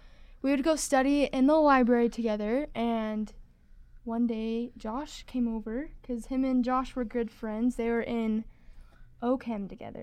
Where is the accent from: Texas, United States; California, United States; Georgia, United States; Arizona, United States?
Arizona, United States; moved away as an adult; also born or lived in Cedar City, Utah; So I'm from Arizona, like Liz said, and after I graduated, I came to Cedar City and went to SUU.